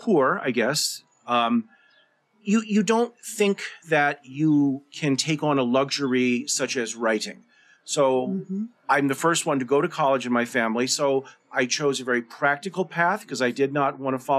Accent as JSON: {"language": "English", "town": "Denver", "region": "Colorado", "country": "United States", "tie": "born or raised there", "also_born_or_lived": "Rosebud Reservation, South Dakota", "said": "I grew up in Denver. But I would spend summers on the Rosebud Reservation"}